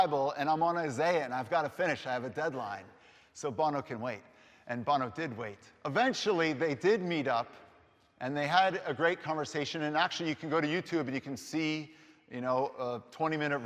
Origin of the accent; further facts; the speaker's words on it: Boston, Massachusetts, United States; I'm an Irish American, growing up in the Boston area